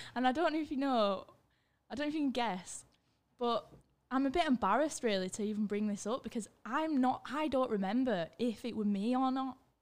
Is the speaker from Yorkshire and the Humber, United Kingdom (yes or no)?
yes; Leeds, Yorkshire and the Humber, United Kingdom; born or raised there; also born or lived in Germany